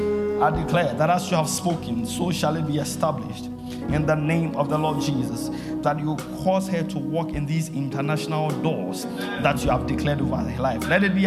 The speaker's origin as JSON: {"language": "English", "country": "Cameroon", "said": "I see, you are speaking French. I'm from Cameroon."}